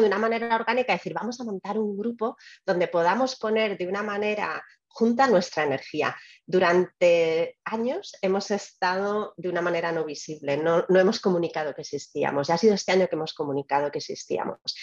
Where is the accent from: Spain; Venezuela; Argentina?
Spain; moved away as an adult; also born or lived in Albacete; now in United States; Yo creo que soy más española desde que estoy fuera de España